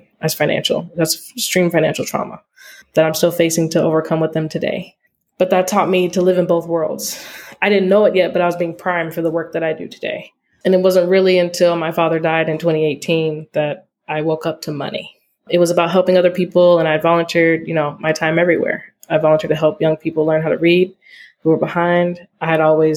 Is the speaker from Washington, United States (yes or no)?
no; Altadena, California, United States; also born or lived in Oakland, California; I'm from Altadena, California